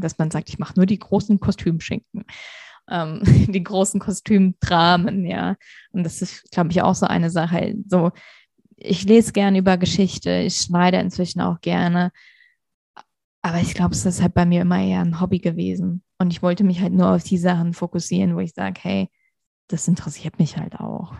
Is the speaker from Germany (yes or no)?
yes; Hesse, Germany; moved away as an adult; also born or lived in Vienna, Austria; now in Munich, Germany; ich komme ursprünglich aus Hessen, bin dann nach Wien gezogen fürs Studium, lebe jetzt in München